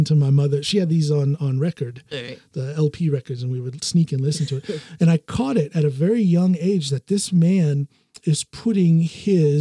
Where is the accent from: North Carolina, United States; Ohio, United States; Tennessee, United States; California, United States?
Ohio, United States; Norton; born or raised there; also born or lived in Akron, Ohio; now in Norway